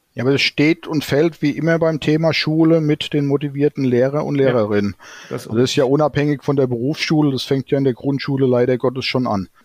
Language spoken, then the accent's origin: German; Hesse, Germany; bei uns in Hessen